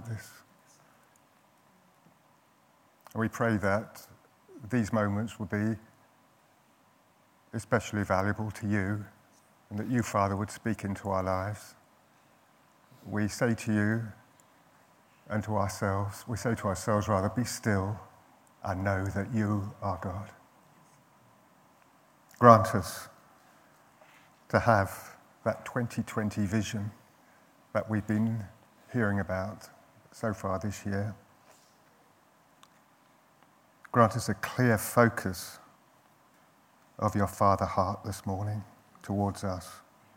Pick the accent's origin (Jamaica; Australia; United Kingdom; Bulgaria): United Kingdom; London; I was brought up in North London